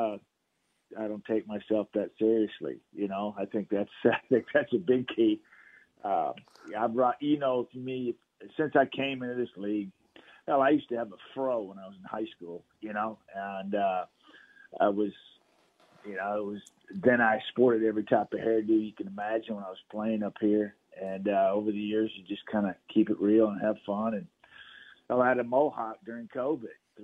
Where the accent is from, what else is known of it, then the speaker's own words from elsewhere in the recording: Texas, United States; moved away; growing up in Texas